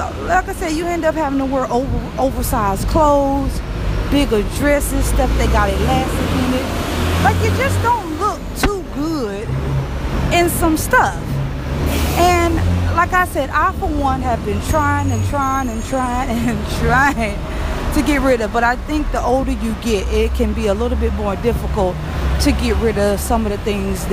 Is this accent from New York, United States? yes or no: no; Louisiana, United States; I'm from Louisiana